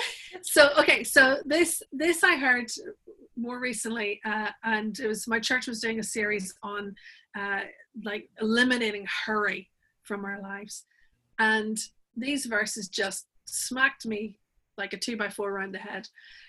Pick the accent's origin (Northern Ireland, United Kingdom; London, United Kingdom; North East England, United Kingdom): Northern Ireland, United Kingdom; So I live in Northern Ireland. I'm from Northern Ireland. That's what the remnants of the accent are.